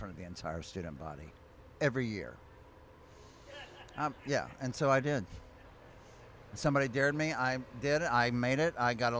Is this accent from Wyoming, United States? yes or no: no; Texas, United States; moved away as an adult; also born or lived in Michigan; without disparaging my home state